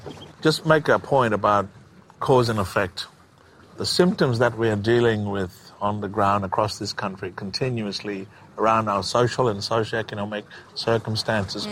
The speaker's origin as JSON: {"language": "English", "town": "Broome", "region": "Western Australia", "country": "Australia", "tie": "born or raised there", "also_born_or_lived": "Derby", "said": "growing up in around the West Kimberley, up in Bardi country, uh, Broome and Derby"}